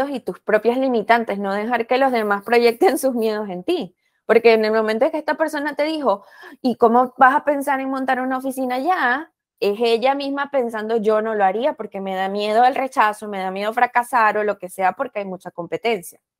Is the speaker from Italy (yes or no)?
no; Venezuela; moved away as an adult; now in Chicago, United States